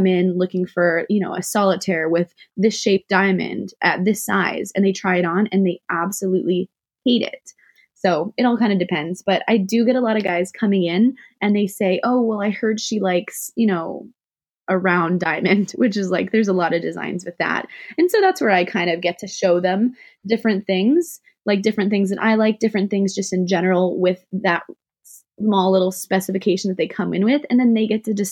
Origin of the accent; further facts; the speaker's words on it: Santa Rosa, California, United States; also born or lived in Oakland, California / Antioch, California; I grew up in Santa Rosa, California, Sonoma County, wine county, wine country